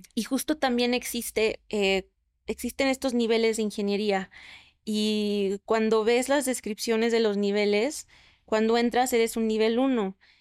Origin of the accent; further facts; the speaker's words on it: Mexico; soy mexicana